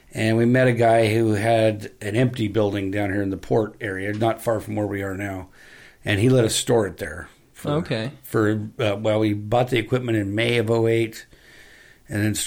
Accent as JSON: {"language": "English", "town": "Pierce", "region": "Idaho", "country": "United States", "tie": "born or raised there", "also_born_or_lived": "Seattle, Washington / Enumclaw, Washington", "moved": "as an adult", "said": "Growing up in Pierce, Idaho"}